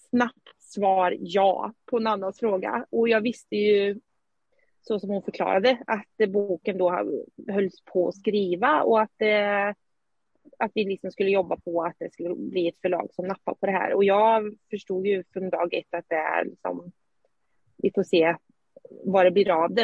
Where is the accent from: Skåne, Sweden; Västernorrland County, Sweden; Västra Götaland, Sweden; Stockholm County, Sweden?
Västra Götaland, Sweden; Skövde; now in Eskilstuna, Sweden; Vi bor just nu i Eskilstuna men jag kommer från Skövde ursprungligen